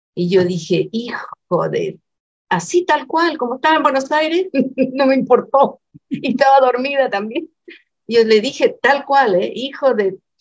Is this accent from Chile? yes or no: yes; Chile; moved away; todos los chilenos que íbamos en la parte de abajo